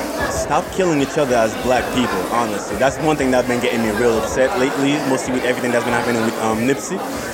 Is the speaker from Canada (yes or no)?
no; Haiti; moved away as an adult; also born or lived in New York; now in Tennessee, United States; I'm from Haiti.